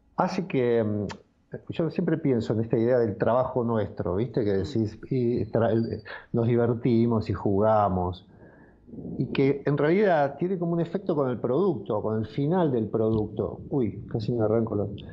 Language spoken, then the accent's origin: Spanish; Carapachay, Buenos Aires Province, Argentina; Yo nací en Carapachay, en donde en este momento estoy transmitiendo